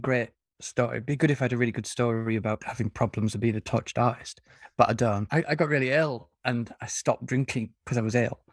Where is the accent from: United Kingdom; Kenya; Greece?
United Kingdom; the north of England; I'm betraying my northern heritage